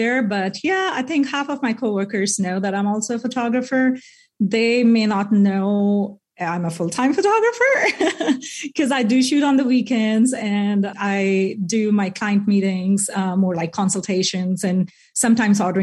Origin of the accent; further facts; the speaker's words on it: India; moved away as an adult; now in Bentonville, United States; I'm from India